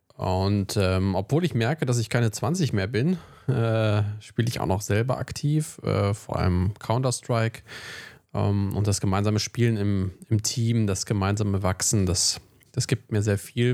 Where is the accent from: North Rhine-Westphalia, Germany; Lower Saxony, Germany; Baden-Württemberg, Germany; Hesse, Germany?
Lower Saxony, Germany; Wolfsburg; also born or lived in Braunschweig; bei uns in Wolfsburg